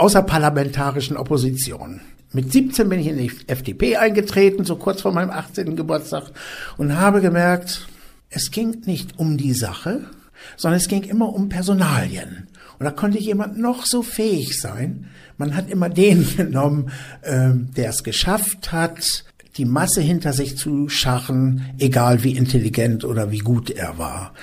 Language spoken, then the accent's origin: German; Germany; also born or lived in Füssen; bei uns in Deutschland